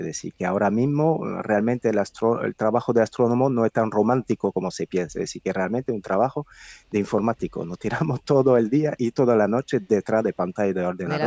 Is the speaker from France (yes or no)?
yes; France; now in Spain; Yo soy francés